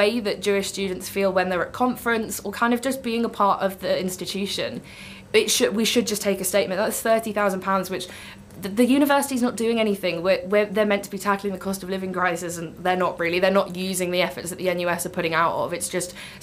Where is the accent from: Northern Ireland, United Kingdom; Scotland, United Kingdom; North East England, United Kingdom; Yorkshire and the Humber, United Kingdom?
North East England, United Kingdom; Newcastle upon Tyne; moved away; I'm originally from Newcastle